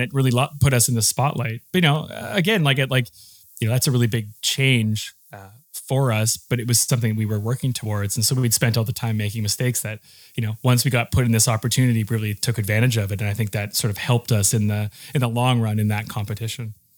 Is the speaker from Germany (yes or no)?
no; Saskatoon, Saskatchewan, Canada; growing up in a place like Saskatchewan when we were nineteen